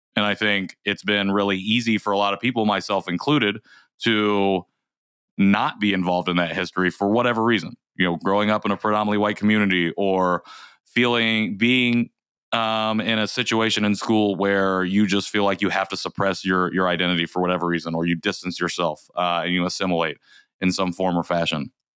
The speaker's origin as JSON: {"language": "English", "region": "Indiana", "country": "United States", "tie": "born or raised there", "also_born_or_lived": "South Korea", "said": "growing up in Indiana"}